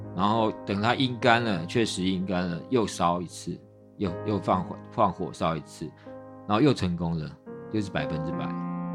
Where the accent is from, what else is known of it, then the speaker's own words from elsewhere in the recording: Taipei / New Taipei City, Taiwan; moved away as an adult; now in Dulan, Taiwan; 我是台北人